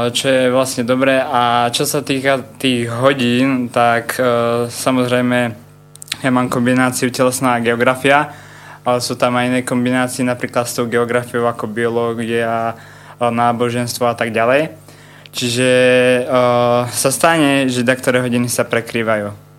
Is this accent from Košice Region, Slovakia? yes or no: no; Ružomberok, Žilina Region, Slovakia; som z Ruženberka